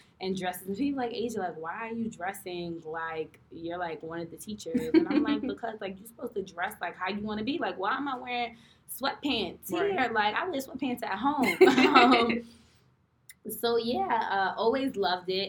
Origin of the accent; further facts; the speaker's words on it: New York City, New York, United States; I'm from New York City